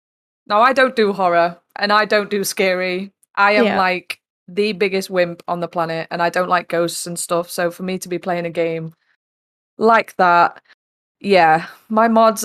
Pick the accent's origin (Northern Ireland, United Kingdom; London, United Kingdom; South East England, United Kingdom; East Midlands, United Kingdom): East Midlands, United Kingdom; also born or lived in Newcastle; now in South West England; So I currently live in the southwest. I grew up in the East Midlands, though. I've lived in Newcastle.